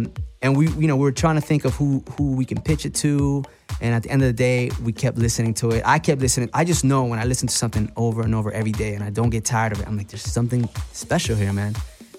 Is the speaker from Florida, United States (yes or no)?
yes; Orlando, Florida, United States; also born or lived in Puerto Rico; and we grew up in Orlando, actually. We were born in Puerto Rico, but you know, in our teenage years, we moved to Orlando.